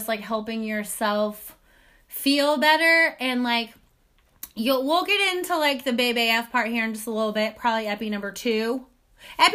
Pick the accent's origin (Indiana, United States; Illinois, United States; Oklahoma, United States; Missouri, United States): Indiana, United States; now in Austin, United States; I am not from Texas. If you ask me where I'm from, I will say Indiana first. What up to all my Hoosiers?